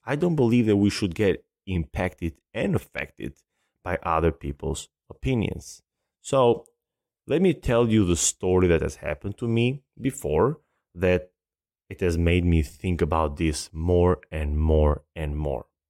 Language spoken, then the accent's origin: English; Albania; now in United States; I love my country, and I'm very, very proud to be Albanian